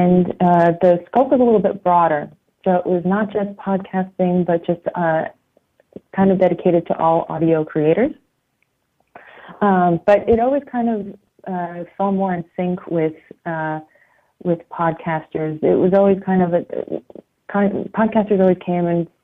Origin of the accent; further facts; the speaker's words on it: outside of New York, United States; moved away as an adult; also born or lived in Italy; now in Berlin, Germany; I grew up outside of New York